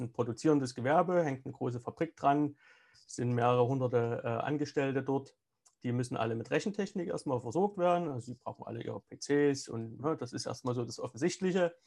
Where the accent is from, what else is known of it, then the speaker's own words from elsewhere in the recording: Saxony, Germany; also born or lived in Moscow, Russia; Ich bin ja im, im Osten Deutschlands aufgewachsen